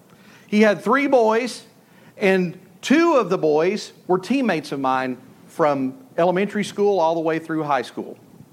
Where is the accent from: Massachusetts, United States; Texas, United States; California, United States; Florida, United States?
Texas, United States; Malakoff; I grew up in Malakoff, Texas